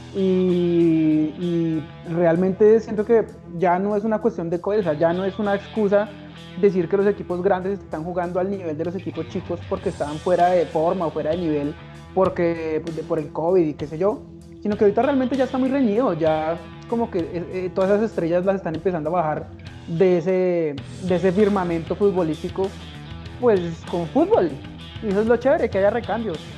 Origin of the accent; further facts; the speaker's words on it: Bogotá, Bogotá Capital District, Colombia; soy un pésimo bogotano